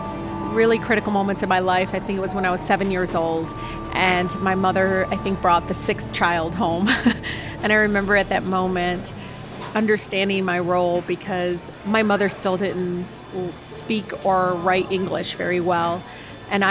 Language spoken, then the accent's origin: English; Detroit, Michigan, United States; growing up in Southwest Detroit